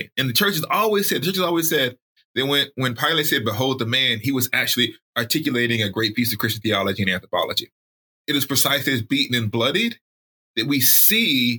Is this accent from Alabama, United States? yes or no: yes; Alabama, United States; I grew up in Alabama.